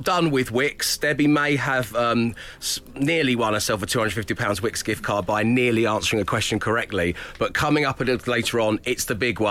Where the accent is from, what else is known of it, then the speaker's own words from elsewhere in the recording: United Kingdom; I'm British.